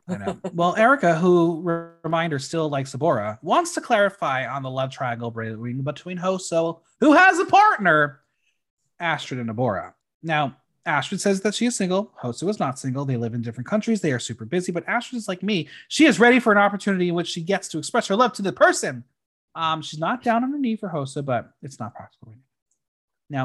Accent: New York City, New York, United States; us New Yorkers

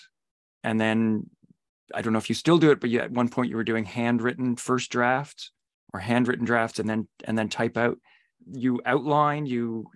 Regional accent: Ottawa Valley, Canada; I grew up in the Ottawa Valley and in exactly that kind of terrain

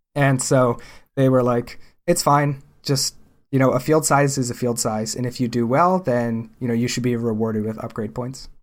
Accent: Pennsylvania, United States; growing up in Pennsylvania

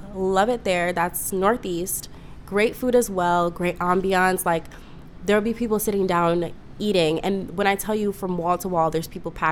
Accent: Ghana; I'm from Ghana, West Africa.

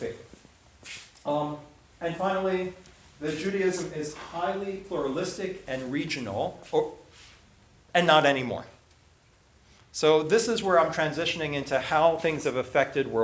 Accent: New York City, New York, United States; also born or lived in Philadelphia; I grew up in New York. I was in New York City for a bunch of my life

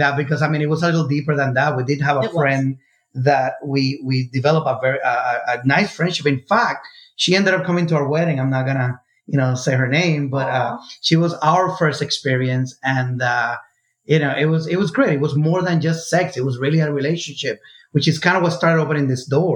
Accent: Puerto Rico; moved away; I grew up in Puerto Rico

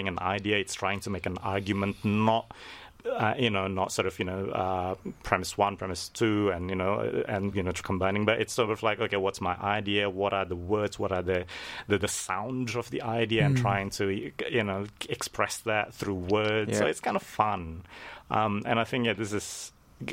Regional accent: Indonesia; I'm from Indonesia

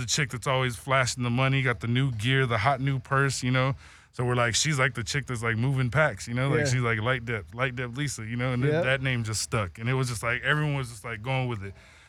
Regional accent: Compton, California, United States; I come from that culture. I'm from Compton. So, oddly enough, you said Philly's hat because that's the neighborhood we grew up in.

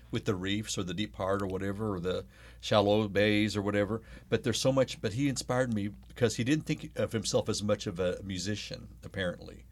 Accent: New Mexico, United States; also born or lived in Arkansas; now in Oklahoma, United States; I was born in Arkansas. I lived in Oklahoma for a few months, was raised mostly in New Mexico

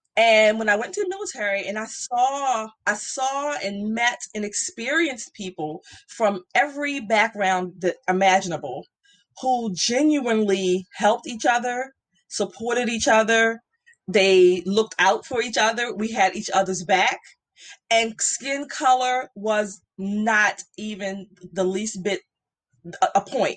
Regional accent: Baltimore, Maryland, United States; I grew up in Baltimore

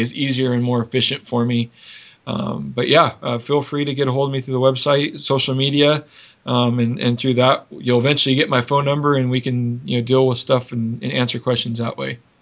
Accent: Washington, United States; my home state of Washington

